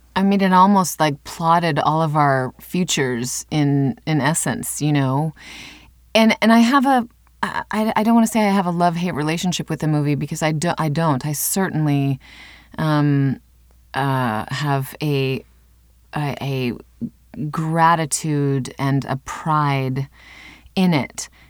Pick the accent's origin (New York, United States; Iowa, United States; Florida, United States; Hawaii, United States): Iowa, United States; Cedar Falls; I grew up in Cedar Falls, Iowa